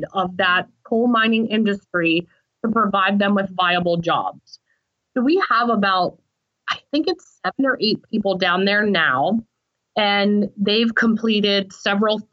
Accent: Southern West Virginia, United States; I come from Southern West Virginia, and you know, I come from a very hardworking family

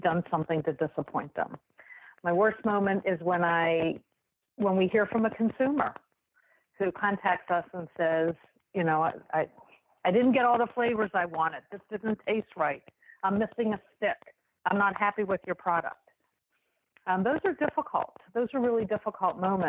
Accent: Wheeling, West Virginia, United States; moved away as an adult; also born or lived in Ohio / New York; I was born and raised in Wheeling

